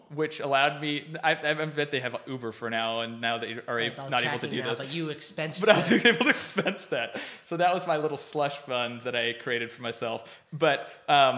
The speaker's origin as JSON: {"language": "English", "region": "Minnesota", "country": "United States", "moved": "yes", "said": "my dad, who's a pretty conservative Midwestern dude. I'm from Minnesota"}